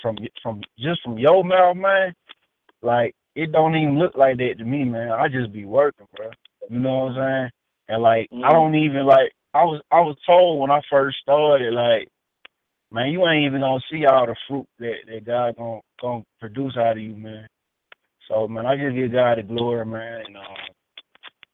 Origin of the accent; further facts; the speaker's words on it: Birmingham, Alabama, United States; moved away as an adult; also born or lived in Atlanta, Georgia / Ohio; I'm from Birmingham, Alabama